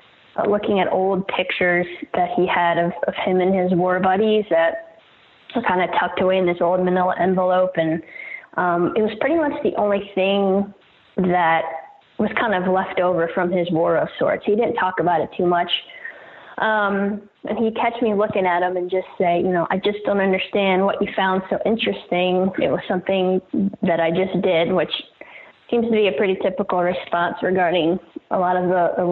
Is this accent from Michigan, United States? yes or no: no; Virginia, United States; I'm born and raised in Virginia, in the country, and, an area of Virginia that's pretty, rich in our nation's history, military history.